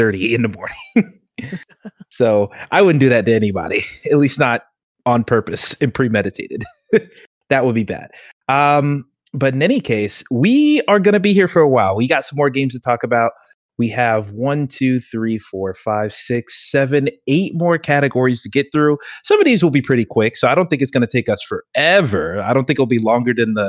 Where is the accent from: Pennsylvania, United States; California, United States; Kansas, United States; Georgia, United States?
Georgia, United States; I'm from Georgia